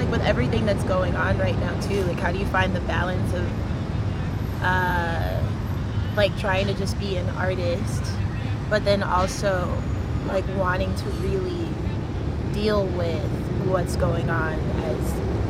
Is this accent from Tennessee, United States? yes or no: yes; Memphis, Tennessee, United States; I'm from the South, I'm from Memphis.